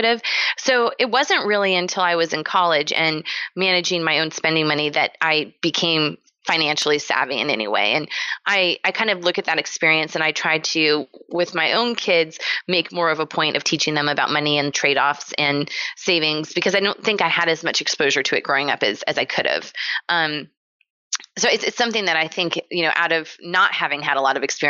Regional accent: San Diego, California, United States; I grew up in San Diego, California

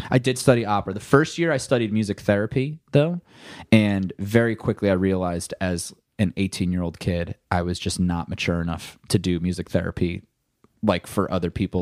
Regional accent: New Jersey, United States; now in Los Angeles, United States; I am a musician from New Jersey. Um, I live in Los Angeles, California

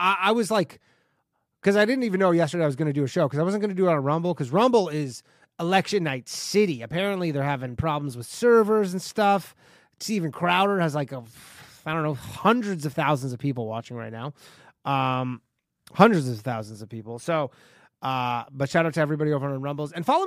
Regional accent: Canada; moved away; I grew up in Canada

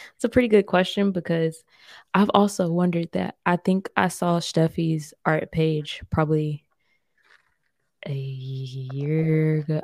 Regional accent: United States; now in Germany; as an American culture

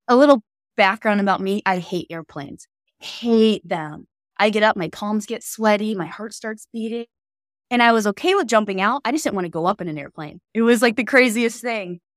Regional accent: Canton, Ohio, United States; I'm not from this city or Hilliard, Ohio, but I'm from Canton, Ohio

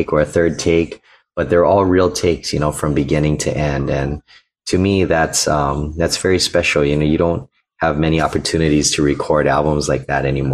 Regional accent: Honolulu, Hawaii, United States; I'm an ukulele player born and raised in Honolulu, Hawaii

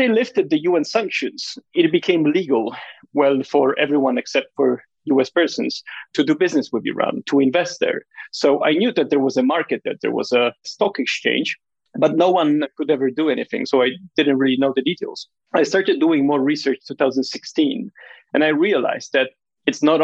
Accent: Warsaw, Masovian Voivodeship, Poland; moved away as an adult; also born or lived in London; I was born and raised in Warsaw, in Poland

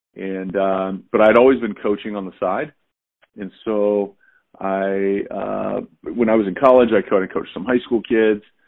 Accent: Southern California, United States; moved away as an adult; also born or lived in Texas / Cincinnati / Chicago / Jacksonville; I grew up in Southern California

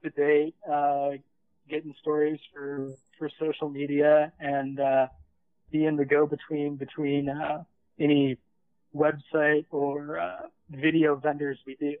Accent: Michigan, United States; I'm from Michigan. Always good to see a fellow person from there. It's been here most of my life.

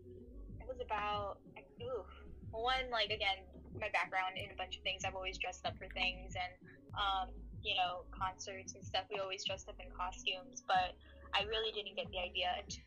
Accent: Laredo, Texas, United States; moved away as an adult; now in Houston, United States; as you guys said. I'm a cosplayer. I'm originally from Laredo, Texas, but now I've been in Houston for about 5 years now.

